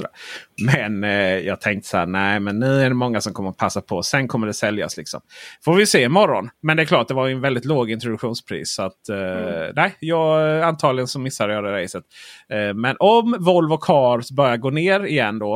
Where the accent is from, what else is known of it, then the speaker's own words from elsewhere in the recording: Blekinge, Sweden; jag är från Blekinge